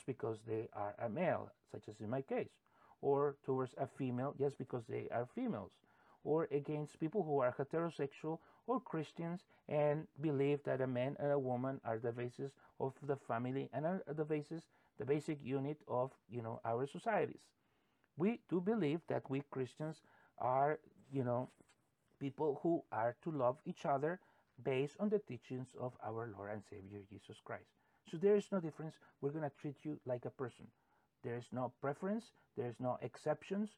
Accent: United States; we as American citizens

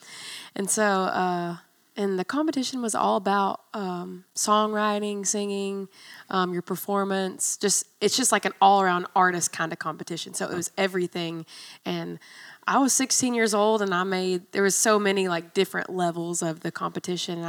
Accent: Maryville, Tennessee, United States; I'm from Maryville, I still live in Maryville at this point.

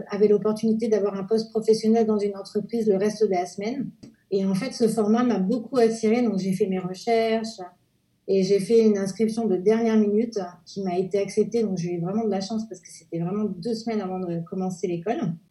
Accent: Normandy, France; also born or lived in Jura, France; je suis née dans le Jura, dans les Pyrénées près de la Suisse. Ensuite, mes parents ont déménagé en Normandie où ils avaient un restaurant. J'ai été à l'école en Normandie jusqu'au lycée

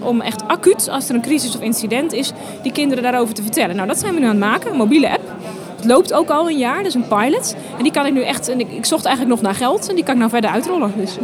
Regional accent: Utrecht, Netherlands

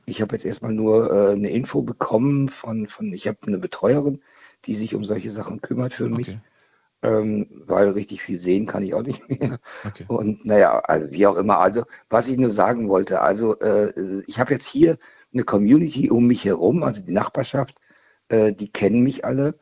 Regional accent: Hanover, Lower Saxony, Germany; moved away; also born or lived in Swabia; ich komme ursprünglich aus Hannover, also aus Niedersachsen

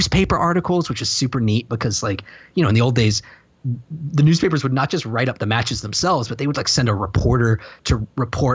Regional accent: United States; I'm an American

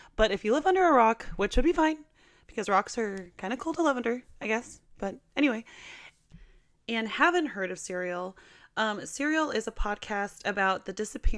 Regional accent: Portland, United States; moved away; I'm from Portland

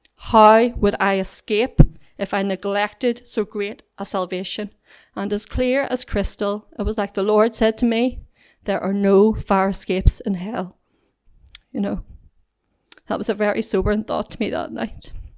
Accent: Whitewell, Northern Ireland, United Kingdom; I was brought up in Whitewell

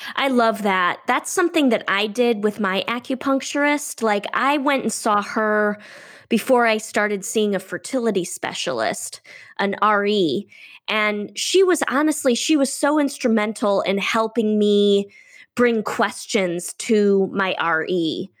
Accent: Midwest, United States; moved away; also born or lived in California; I grew up in the Midwest, which, you know, is embedded, it's middle America.

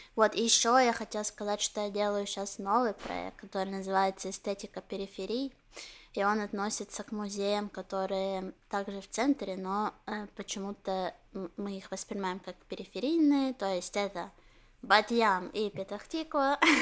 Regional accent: Ukraine; now in Israel; я украинская еврейка, говорю раджар

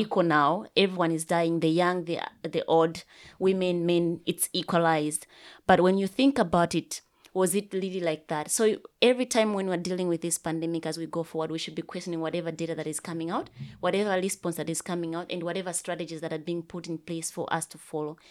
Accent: Malawi; I come from Malawi

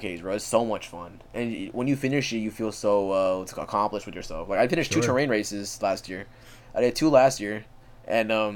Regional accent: Florida, United States; we're from Florida, we're Florida boys

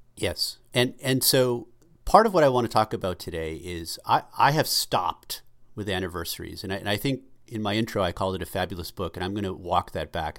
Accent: Boston, Massachusetts, United States; us growing up in suburban Boston

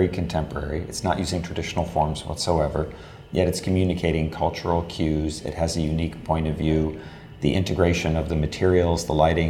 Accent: New York, United States; As a New Yorker

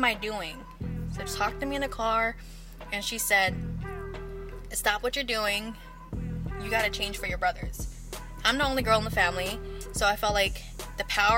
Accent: San Francisco, California, United States; also born or lived in Daly City / Hayward; now in Antioch, United States; I was born and raised in San Francisco. Moved around the Bay Area a lot.

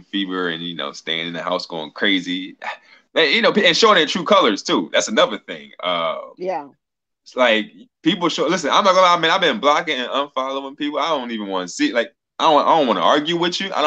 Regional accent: Philadelphia, Pennsylvania, United States; I grew up in Philly

